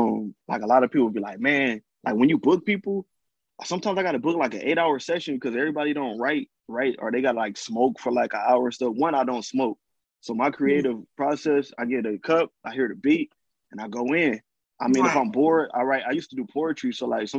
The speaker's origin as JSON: {"language": "English", "region": "California", "country": "United States", "said": "I'm from Cali"}